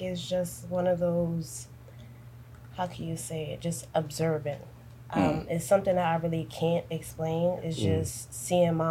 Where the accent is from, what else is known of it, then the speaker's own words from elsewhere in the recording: New York City, New York, United States; I'm from Brooklyn